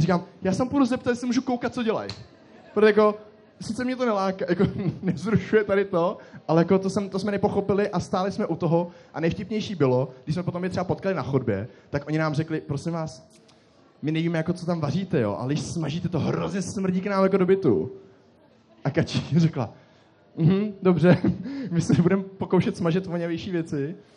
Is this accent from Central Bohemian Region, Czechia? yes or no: no; Most, Ústí nad Labem Region, Czechia; Já jsem z Mostu